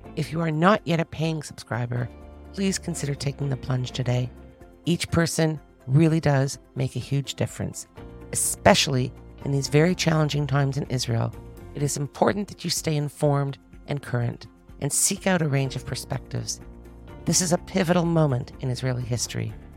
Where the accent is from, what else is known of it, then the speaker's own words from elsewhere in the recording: Toronto, Ontario, Canada; I'm from Toronto, we come from two of the worst cities in the world